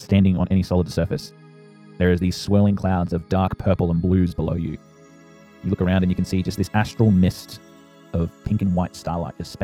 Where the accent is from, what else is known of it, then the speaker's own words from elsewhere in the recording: Australia; I'm Australian